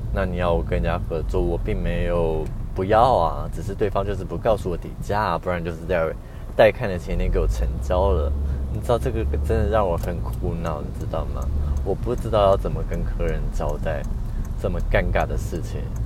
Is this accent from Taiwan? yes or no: yes; northern Taiwan, Taiwan; 我是北部人